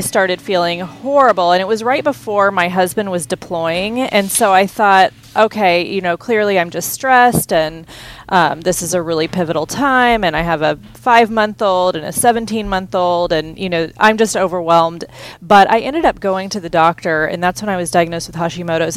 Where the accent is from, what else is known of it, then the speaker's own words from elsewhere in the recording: Houston, Texas, United States; I grew up in Texas